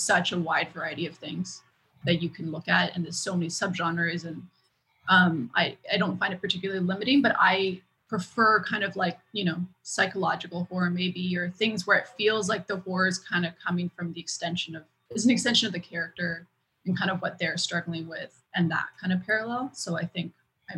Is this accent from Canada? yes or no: yes; Vancouver, British Columbia, Canada; moved away as an adult; now in Montreal, Canada; I grew up in Vancouver, but I've lived in Montreal for 8 years now.